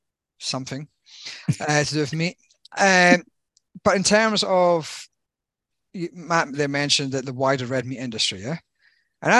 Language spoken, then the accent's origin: English; Dumfries, Scotland, United Kingdom; now in Australia; My hometown